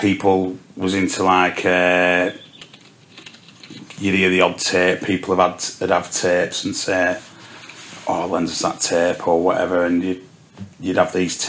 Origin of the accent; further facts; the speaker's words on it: Preston, North West England, United Kingdom; I'm from Preston all my life, yeah. I don't think I'd move out of Preston, to be honest